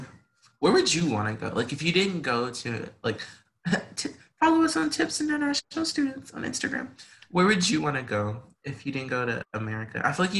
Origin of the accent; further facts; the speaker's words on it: Arkansas, United States; like we're from the South, like we're from this part of like Arkansas and everything.